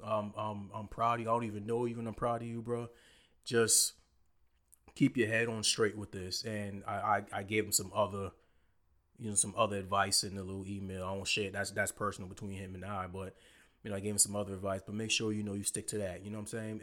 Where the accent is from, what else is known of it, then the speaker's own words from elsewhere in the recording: Low Country, South Carolina, United States; we're all from the Low Country